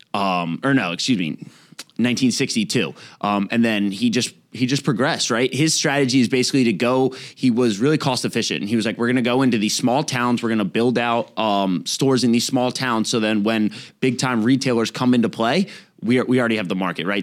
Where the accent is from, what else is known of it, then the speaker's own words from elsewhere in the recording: Raleigh, North Carolina, United States; we're from Raleigh, North Carolina